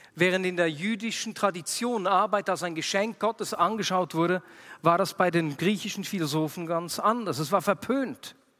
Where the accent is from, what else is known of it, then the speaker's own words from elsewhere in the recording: Switzerland; bei uns in der Schweiz